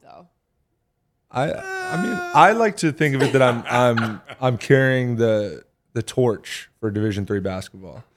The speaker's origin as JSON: {"language": "English", "region": "New Hampshire", "country": "United States", "said": "I'm from New Hampshire"}